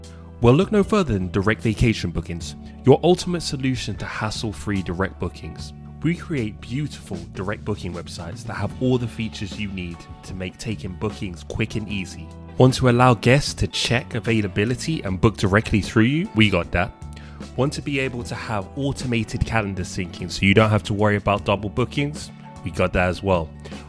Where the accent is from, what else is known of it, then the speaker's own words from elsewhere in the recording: London, United Kingdom; I'm originally from London. I'm a city guy